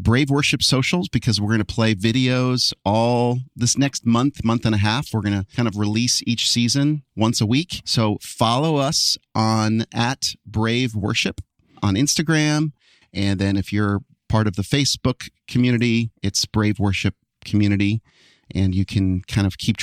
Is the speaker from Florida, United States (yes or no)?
no; New Jersey, United States; moved away; also born or lived in Western Michigan; I'm from New Jersey